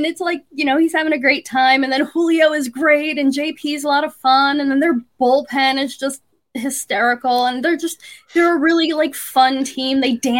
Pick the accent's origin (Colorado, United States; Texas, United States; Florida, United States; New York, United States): Florida, United States; Tampa; now in Seattle, United States; I grew up in Tampa, right?